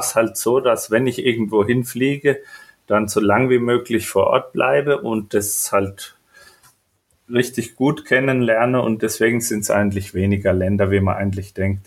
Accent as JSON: {"language": "German", "area": "Franconia", "region": "Bavaria", "country": "Germany", "also_born_or_lived": "Spessart", "said": "Also ich komme aus Franken"}